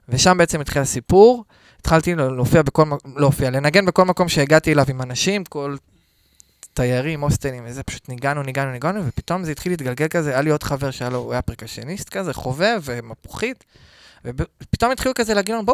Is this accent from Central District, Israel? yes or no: yes; Netanya, Central District, Israel; אני מנתניה. נתניה במקור.